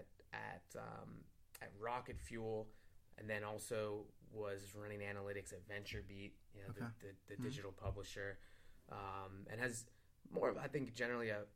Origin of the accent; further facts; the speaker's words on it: Cleveland, Ohio, United States; moved away as an adult; me being the proud Clevelander that I am